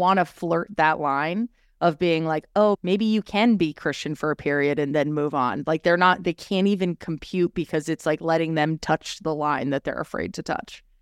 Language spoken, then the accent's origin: English; Orange County, California, United States; I am a girl from California, born and raised, have lived in different parts of California and love it dearly